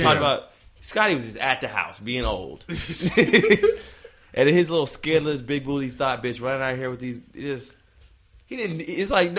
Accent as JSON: {"language": "English", "town": "Seattle", "region": "Washington", "country": "United States", "said": "I'm from Seattle, Washington"}